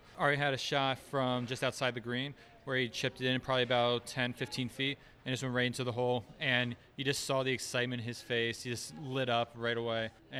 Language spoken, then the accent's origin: English; Stamford, Connecticut, United States; from Stamford, Connecticut.